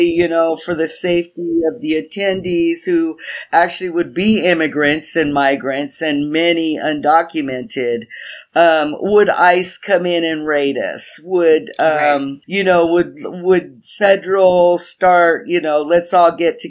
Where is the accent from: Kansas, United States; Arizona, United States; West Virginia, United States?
Arizona, United States; Tucson; We went in Tucson, where I'm from